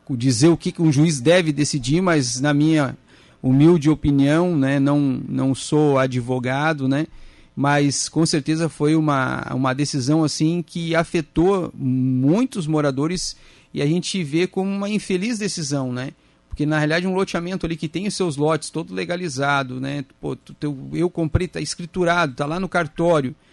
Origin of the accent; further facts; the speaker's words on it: Rio Grande do Sul, Brazil; moved away; Então, a gente veio de, do Rio Grande do Sul para cá e investimos todas as nossas economias ali, né?